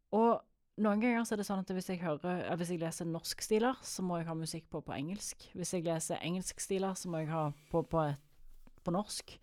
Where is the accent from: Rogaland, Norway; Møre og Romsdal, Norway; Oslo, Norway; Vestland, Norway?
Rogaland, Norway; Jørpeland; Jeg er fra Jørpeland. Alle i slekt med alle.